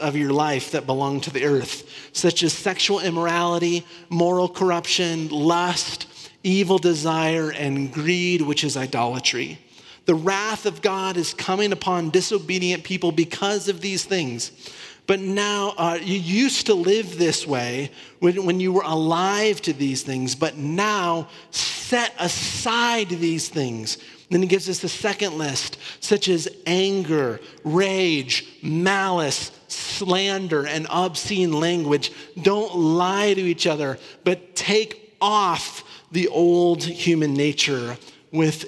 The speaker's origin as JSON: {"language": "English", "region": "Northern Iowa", "country": "United States", "tie": "born or raised there", "said": "I grew up in Northern Iowa, so really close to Minneapolis"}